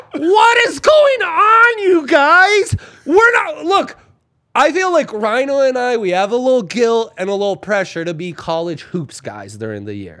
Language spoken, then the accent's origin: English; Italy; moved away; growing up in Italy